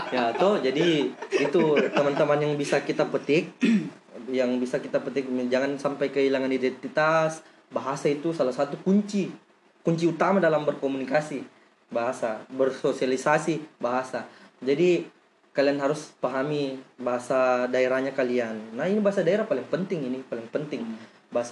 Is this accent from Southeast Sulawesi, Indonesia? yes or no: yes; Kolaka, Southeast Sulawesi, Indonesia; tapi saya putra Mekongga saya lahir di Kolaka pak 23 tahun saya lahir tinggal di Kolaka